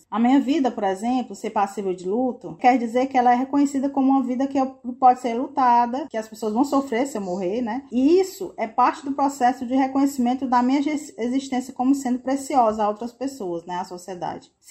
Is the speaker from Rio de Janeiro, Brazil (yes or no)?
no; Ceará, Brazil; Tu me corrige, bicha, que eu sou cearense.